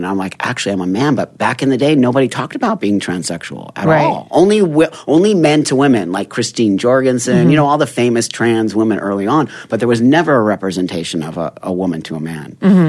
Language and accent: English; Los Angeles, California, United States; I'm 55. So back in the 60s and 70s when I was growing up in the Valley, San Fernando Valley